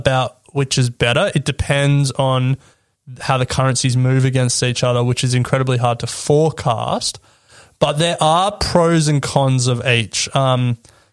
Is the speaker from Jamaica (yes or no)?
no; Australia; as an Australian